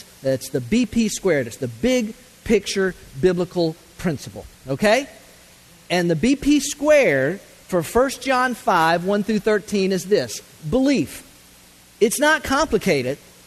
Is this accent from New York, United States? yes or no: no; Florida, United States; I grew up water skiing in Florida